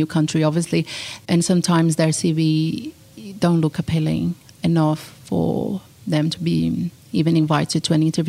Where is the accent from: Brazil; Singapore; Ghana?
Brazil; moved away as an adult; now in Australia; I'm originally from Brazil, and I've been in Australia for the past 7 years